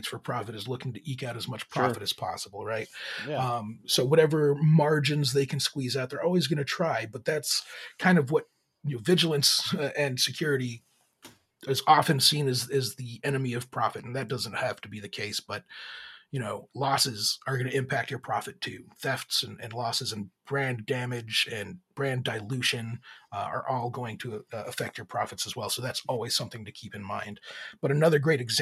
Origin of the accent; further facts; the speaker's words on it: Laredo, Texas, United States; I'm actually from Laredo, Texas